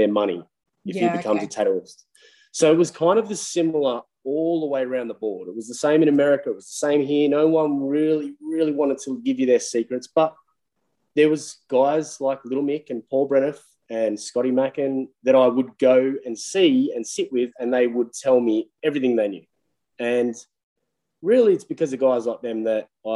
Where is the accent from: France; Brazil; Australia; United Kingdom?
Australia; Bargo, New South Wales; I'm a kid from Bargo in New South Wales, like a little bum town